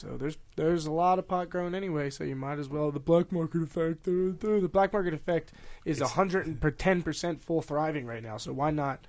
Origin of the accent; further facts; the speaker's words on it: Pennsylvania, United States; I'm from Pennsylvania